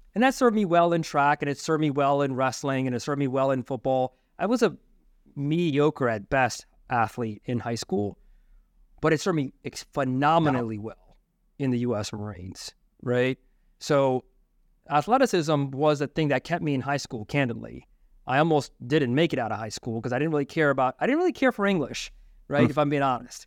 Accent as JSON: {"language": "English", "region": "Maryland", "country": "United States", "tie": "born or raised there", "said": "where we grew up in Maryland"}